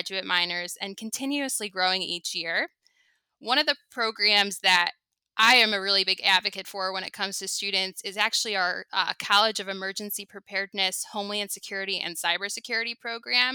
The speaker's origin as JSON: {"language": "English", "area": "Long Island", "region": "New York", "country": "United States", "tie": "born or raised there", "also_born_or_lived": "Syosset / Albany", "said": "I grew up on Long Island."}